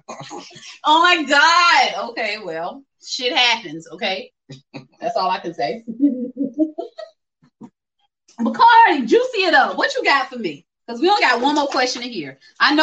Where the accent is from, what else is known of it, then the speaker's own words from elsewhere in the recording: Orangeburg, South Carolina, United States; We're both from Orangeburg. Well, I've been here since I was three, so I'm from Orangeburg.